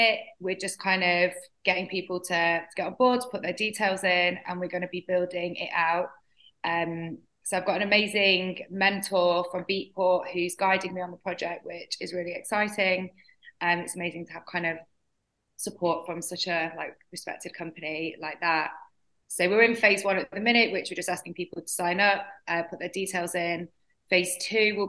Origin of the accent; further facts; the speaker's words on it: Doncaster, Yorkshire and the Humber, United Kingdom; moved away; growing up in Doncaster, there was nothing like